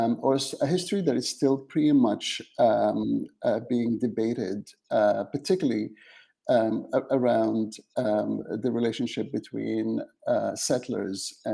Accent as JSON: {"language": "English", "region": "Aden", "country": "Yemen", "tie": "born or raised there", "also_born_or_lived": "England", "moved": "yes", "lives_now": "Canada", "said": "I'm originally from Yemen. I was born in Aden, the south part of Yemen, but my family lives in Sana'a"}